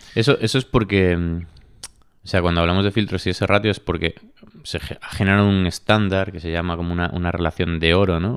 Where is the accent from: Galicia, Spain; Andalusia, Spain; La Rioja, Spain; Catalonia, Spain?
Galicia, Spain; now in Madrid, Spain; yo como gallego siempre digo en plan, ¿y si, y volviese a Galicia?